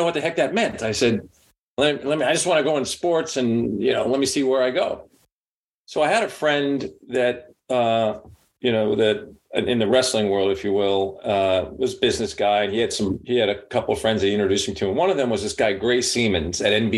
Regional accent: Massapequa, New York, United States; I grew up in Massapequa, Long Island

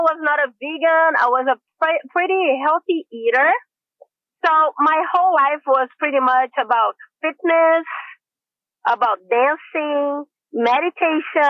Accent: Brazil; moved away as an adult; now in San Diego, United States; I'm from Brazil. I have been in the United States for over 21 years.

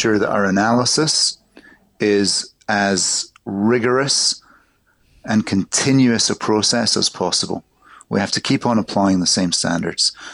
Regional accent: Glasgow, Scotland, United Kingdom; I grew up in Glasgow in the 1960s, 1970s

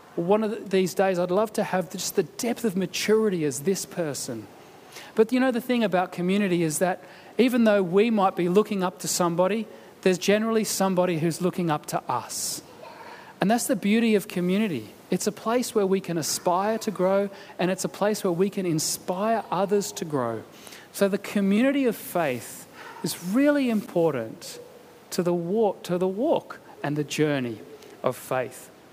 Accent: Canberra, Australian Capital Territory, Australia; moved away; having come from Canberra

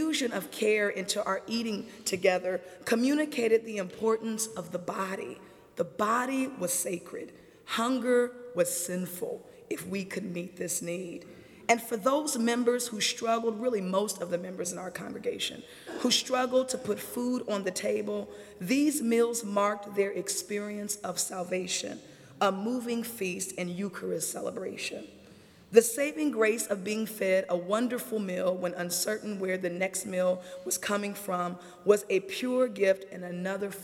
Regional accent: Springfield, Illinois, United States; my hometown, Springfield, Illinois

